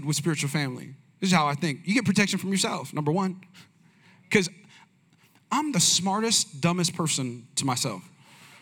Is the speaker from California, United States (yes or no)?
yes; Bay Area, California, United States; I'm from the Bay Area